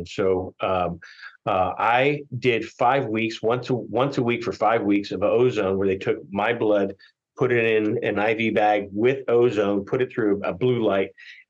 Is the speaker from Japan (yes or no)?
yes; Tokyo, Japan; also born or lived in Philippines; I grew up over in Asia in Tokyo and also the Philippines.